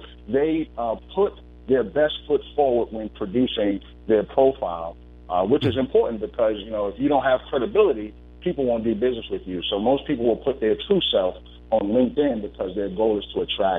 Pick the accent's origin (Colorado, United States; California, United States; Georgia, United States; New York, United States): New York, United States; Bronx; now in Richmond, United States; I'm calling in from Richmond, Virginia, or as my mentor says, Richmond, Virginia. I am a native of Bronx, New York.